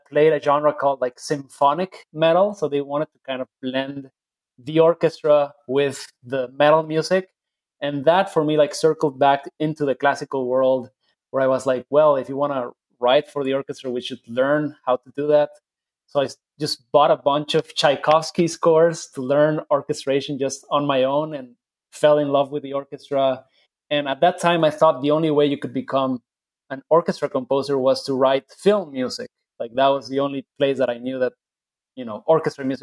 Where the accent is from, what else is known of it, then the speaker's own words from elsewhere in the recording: Guadalajara, Jalisco, Mexico; I grew up in Mexico, in Guadalajara, Jalisco, which is the land of mariachi